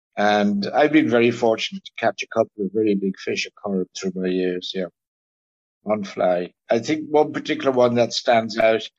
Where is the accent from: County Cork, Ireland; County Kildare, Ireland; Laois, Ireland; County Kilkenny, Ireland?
County Kilkenny, Ireland; Growing up in North Kilkenny on what was then a very prolific small trout stream